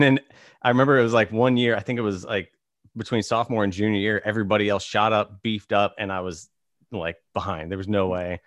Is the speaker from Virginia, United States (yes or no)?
yes; Virginia, United States; now in Los Angeles, United States; I grew up in Virginia